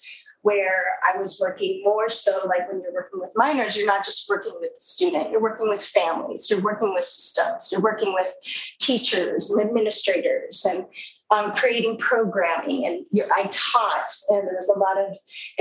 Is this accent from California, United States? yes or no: yes; Southern California, United States; I am from Southern California